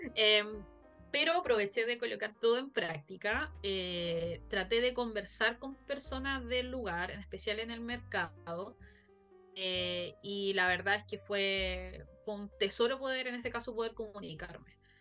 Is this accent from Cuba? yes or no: no; Chile; soy de Chile